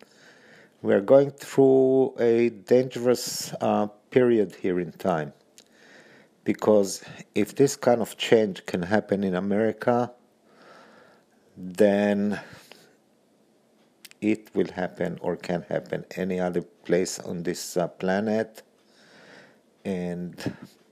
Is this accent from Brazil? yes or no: no; Israel; now in United States; I'm currently both an Israeli and an American citizen. So I'm an American citizen by naturalization.